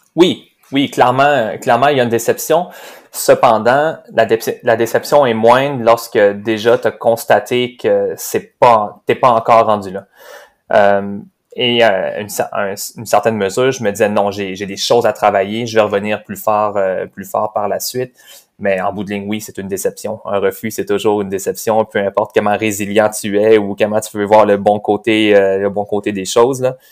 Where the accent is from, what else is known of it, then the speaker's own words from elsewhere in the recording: Cap-de-la-Madeleine, Quebec, Canada; je suis né à Cap-de-la-Madeleine. On est dans la même ville euh, natale